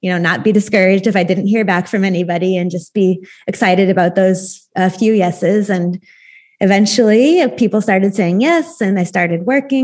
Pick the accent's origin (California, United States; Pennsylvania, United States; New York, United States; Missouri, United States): Missouri, United States; St. Louis; moved away as an adult; also born or lived in Austria; now in Oregon, United States; I'm from St. Louis, Missouri, which is right in the middle of America. But now I live in Oregon on the West Coast.